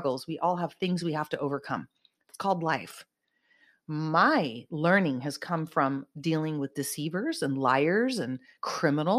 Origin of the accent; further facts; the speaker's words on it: Silicon Valley, California, United States; I'm from Silicon Valley